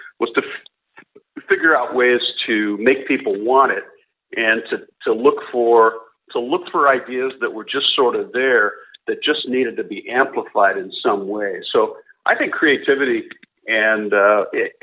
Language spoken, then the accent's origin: English; San Diego, California, United States; I grew up in San Diego, California.